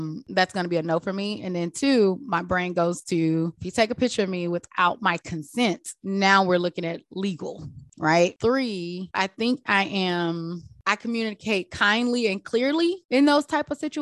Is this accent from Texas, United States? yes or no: yes; Texas, United States; now in San Diego, United States; I grew up in Texas. We grew up in the South Bible Belt where racism is real